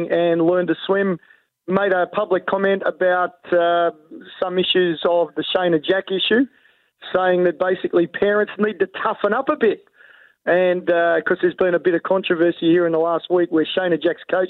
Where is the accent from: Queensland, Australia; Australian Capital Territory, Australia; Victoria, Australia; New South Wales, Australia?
New South Wales, Australia; Bankstown; now in Gold Coast, Australia; I was born in Canterbury Hospital. I grew up in Bankstown and played junior rugby league in that area